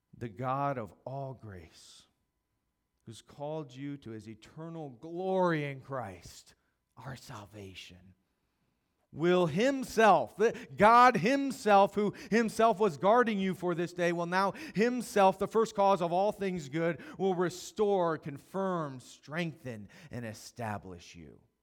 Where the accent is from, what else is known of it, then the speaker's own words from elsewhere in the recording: Howard County, Maryland, United States; also born or lived in Dallas, Texas; I grew up here in Maryland and Howard County, and then spent seven years in Dallas.